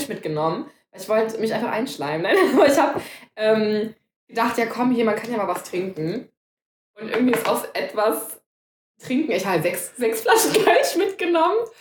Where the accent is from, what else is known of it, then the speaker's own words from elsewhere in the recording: Cologne, North Rhine-Westphalia, Germany; wir sind ja beide Kölner, ne? wir sind zwei Kölsche